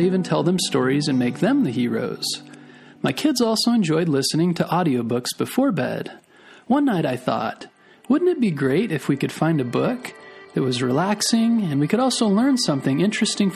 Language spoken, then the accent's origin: English; Mesa, Arizona, United States; also born or lived in Gilbert, Arizona / California; I was born in Mesa, Arizona, and grew up in the towns of Mesa and Gilbert, but we lived in California while my dad was going to school